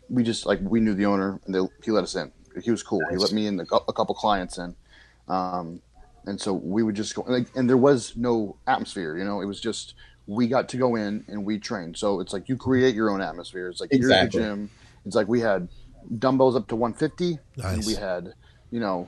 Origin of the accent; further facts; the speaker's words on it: Atlanta, Georgia, United States; now in Virginia, United States; I'm from Atlanta, but I live in Virginia.